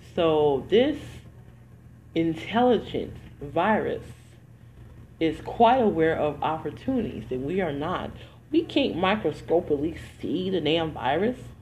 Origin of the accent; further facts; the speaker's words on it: Detroit, Michigan, United States; moved away; also born or lived in New Jersey; I'm from the hood originally. I'm from Detroit, Michigan. So I went to a hood high school, a hood, um, a hood high school and middle school